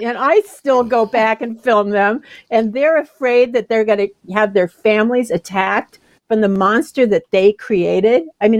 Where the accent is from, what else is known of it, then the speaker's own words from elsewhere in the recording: Washington, District of Columbia, United States; born there; I was born in Washington, D.C. on October 14th, 1944.